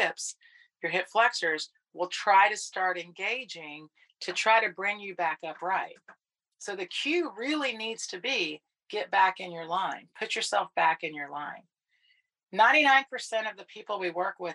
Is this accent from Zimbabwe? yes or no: no; Texas, United States; accent: Texan; my Texan accent